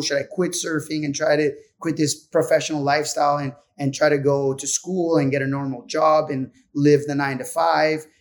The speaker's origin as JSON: {"language": "English", "country": "Puerto Rico", "tie": "born or raised there", "said": "being from Puerto Rico"}